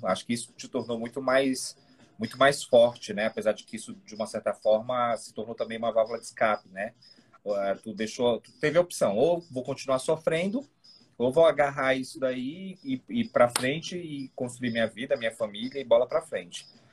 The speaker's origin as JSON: {"language": "Portuguese", "region": "North Region", "country": "Brazil", "said": "Eu sou do Norte"}